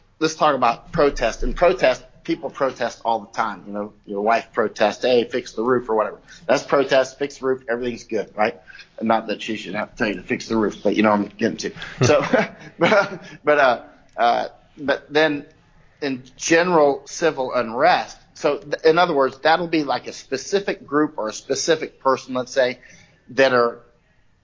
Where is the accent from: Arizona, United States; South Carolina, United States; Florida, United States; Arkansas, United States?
Florida, United States; also born or lived in North Carolina / Ohio / Massachusetts / California; now in Chiang Mai, Thailand; I grew up in Florida